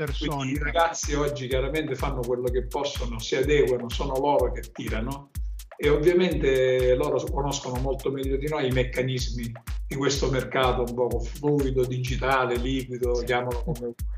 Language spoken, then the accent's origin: Italian; Catania, Sicily, Italy; noi catanesi